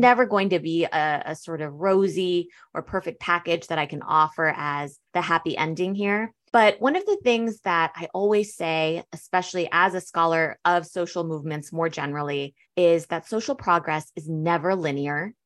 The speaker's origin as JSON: {"language": "English", "country": "United States", "tie": "born or raised there", "also_born_or_lived": "Berlin, Germany", "said": "growing up in the States, I was actually, you know, I say I'm second generation because I did grow up in the States"}